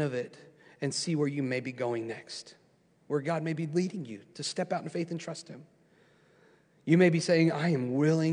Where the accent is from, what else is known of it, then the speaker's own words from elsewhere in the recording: United States; I'm an American. I'm proud to be an American